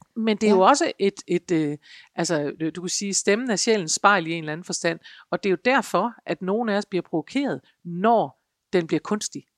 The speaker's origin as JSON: {"language": "Danish", "area": "North Jutland", "region": "North Denmark Region", "country": "Denmark", "accent": "North Jutlandic", "said": "jeg taler nordjysk"}